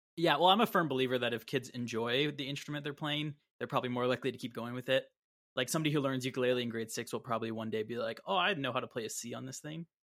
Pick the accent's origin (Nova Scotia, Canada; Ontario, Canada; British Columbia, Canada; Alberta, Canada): Ontario, Canada; Brampton; I grew up in Brampton